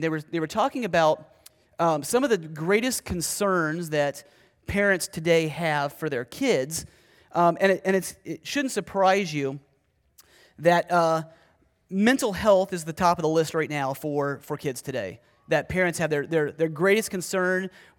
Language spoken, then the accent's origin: English; Ohio, United States; I was preaching at the church that I grew up in Ohio